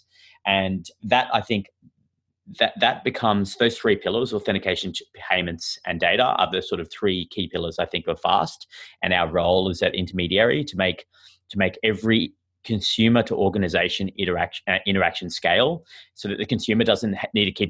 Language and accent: English; Australia; accent: Australian; moved away as an adult; now in San Francisco, United States; you can tell from my sort of funny accent that I'm Australian, and I moved here recently this year